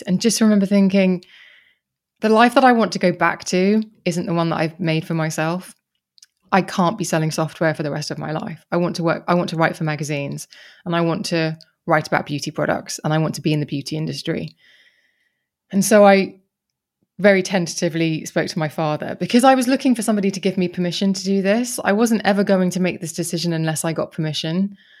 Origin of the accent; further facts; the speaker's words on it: Kent, South East England, United Kingdom; I grew up in Kent.